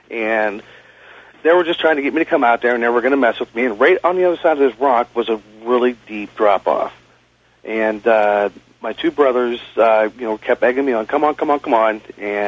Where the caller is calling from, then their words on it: Youngstown, Ohio, United States; I'm calling from Youngstown, Ohio.